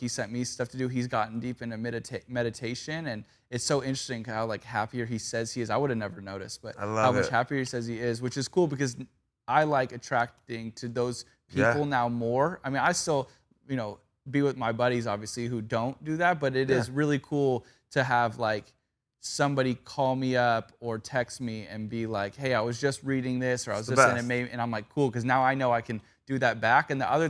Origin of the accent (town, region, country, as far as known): Valencia, California, United States; born or raised there